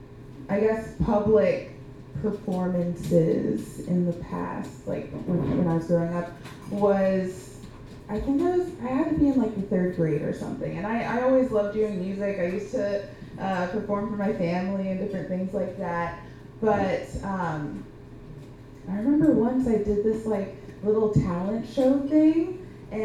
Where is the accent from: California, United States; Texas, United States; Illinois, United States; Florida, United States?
Florida, United States; Gainesville; moved away as an adult; now in Portland, United States; Gainesville and how nice it is to be back, because I am back visiting from Portland